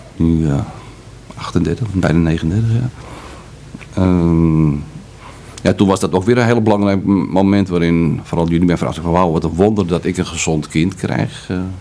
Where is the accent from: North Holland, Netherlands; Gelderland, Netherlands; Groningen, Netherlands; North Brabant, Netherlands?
North Holland, Netherlands; Amsterdam; Ik ben in Amsterdam geboren en opgegroeid, dat kan je wellicht nog een beetje horen